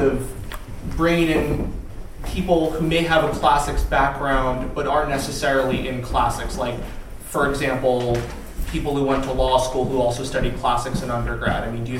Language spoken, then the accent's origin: English; outside New York City, United States; accent: American; now in Germany; I'm also an American from outside New York City, Germany.